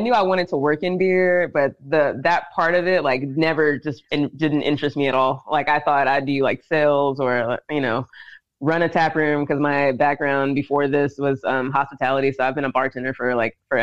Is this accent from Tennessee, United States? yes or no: yes; Dickson, Tennessee, United States; moved away; also born or lived in Savannah, Georgia; I'm from Tennessee. I'm from Dixon, Tennessee